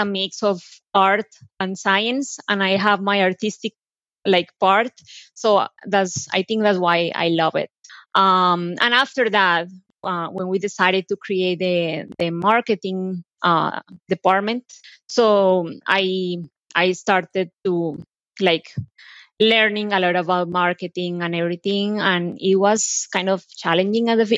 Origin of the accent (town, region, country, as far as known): Colombia; English is a second language; moved away as an adult; now in United States